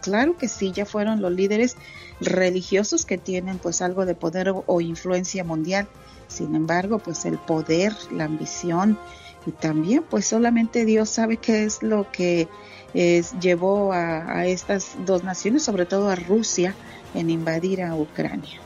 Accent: Santa Catarina, Nuevo León, Mexico; now in Dallas, United States; me acuerdo de mi pueblito, Santa Catarina, Nuevo León

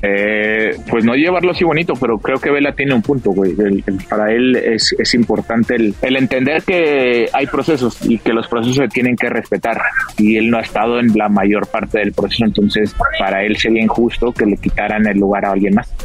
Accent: Mexico; como mexicano

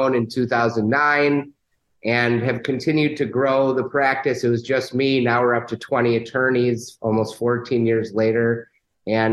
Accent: Chicago, Illinois, United States; I'm a Chicagoan, born and raised in Chicago

